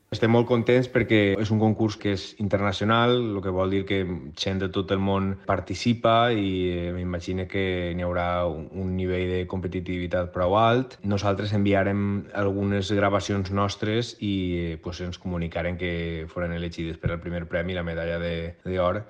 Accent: Alzira, Valencian Community, Spain; moved away as an adult; now in Houston, United States; jo que sóc del Cira

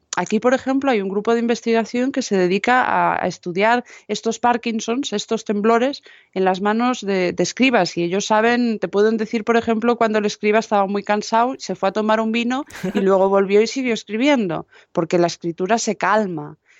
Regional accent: Galicia, Spain; moved away; yo como gallega

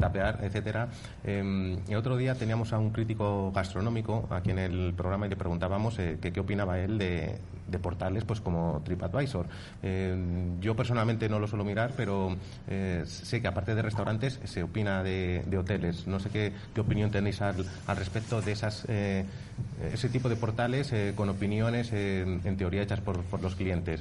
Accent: Valladolid, Castile and León, Spain; somos pucelanos

